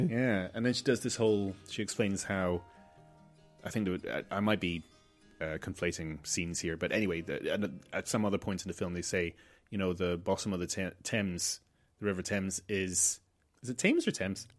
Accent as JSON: {"language": "English", "country": "Malta", "tie": "born or raised there", "said": "growing up in Malta"}